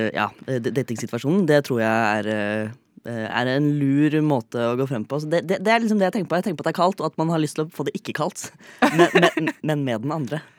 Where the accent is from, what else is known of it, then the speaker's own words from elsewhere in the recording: Fredrikstad, Østfold, Norway; now in Oslo, Norway; Jeg er fremdeles fra Fredrikstad